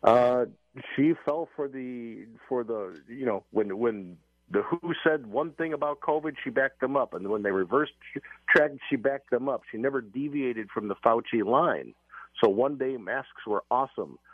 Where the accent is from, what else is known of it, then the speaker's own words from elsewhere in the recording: United States; We, we Americans